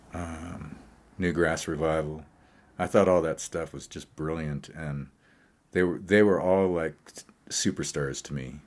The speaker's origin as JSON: {"language": "English", "town": "Great Falls", "region": "Montana", "country": "United States", "tie": "born or raised there", "moved": "yes", "lives_now": "Colorado, United States", "said": "When I was a child, uh, growing up in Great Falls, Montana, uh, in the seventies, I guess, is when we arrived there, maybe seventy-five or so"}